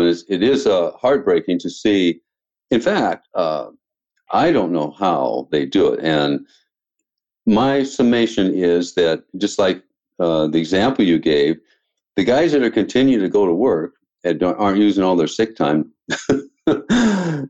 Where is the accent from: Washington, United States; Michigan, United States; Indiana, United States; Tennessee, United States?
Washington, United States; now in Mesa, United States; I'm from Washington, which used to be fairly conservative